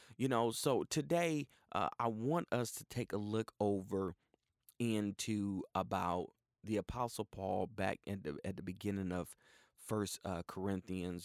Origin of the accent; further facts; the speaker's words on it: Cleveland, Ohio, United States; also born or lived in Tulsa, Oklahoma; now in Houston, United States; I grew up with in Cleveland, Ohio